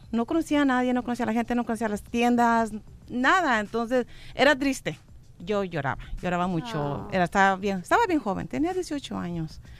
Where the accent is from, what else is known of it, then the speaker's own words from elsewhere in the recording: Mexicali, Baja California, Mexico; also born or lived in Guanajuato; now in United States; El que yo tenía toda mi familia, mis amigos, mi escuela en México. Bueno, en Mexicali. Nací en Guanajuato.